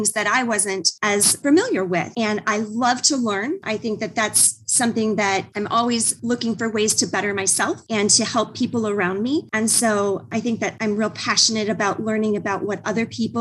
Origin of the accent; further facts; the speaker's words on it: North Dakota, United States; I'm born and raised in North Dakota and went to school up there